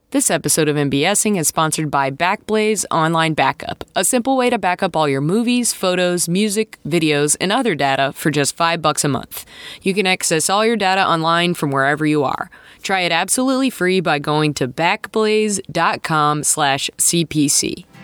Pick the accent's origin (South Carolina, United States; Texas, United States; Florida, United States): South Carolina, United States; I grew up in South Carolina